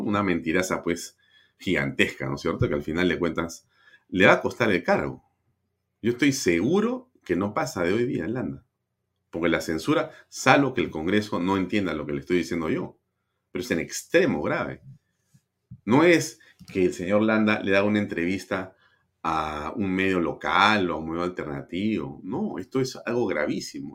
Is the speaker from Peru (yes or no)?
yes; Peru; Los peruanos somos gente